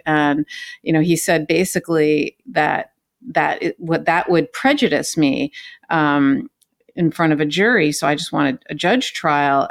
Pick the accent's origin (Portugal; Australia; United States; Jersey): United States; California; moved away; I'm from California